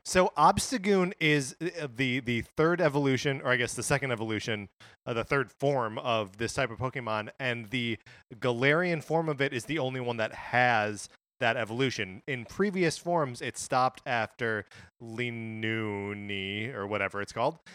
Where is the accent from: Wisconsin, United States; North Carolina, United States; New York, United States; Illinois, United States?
Wisconsin, United States; moved away; born and raised in Wisconsin, lived there for, uh, you know, over I don't know, like, twenty-five years